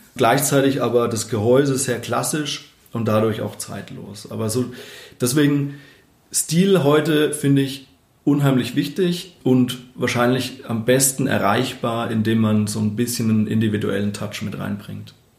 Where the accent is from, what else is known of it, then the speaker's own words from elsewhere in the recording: Obereschenbach, Bavaria, Germany; also born or lived in Hammelburg; Obereschenbach, also mein Heimatdorf.